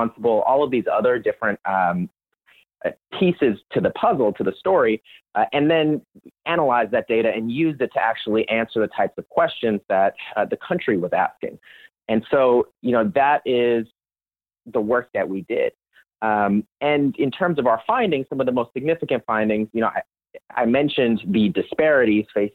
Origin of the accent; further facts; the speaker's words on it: Orlando, Florida, United States; Growing up in Orlando, Florida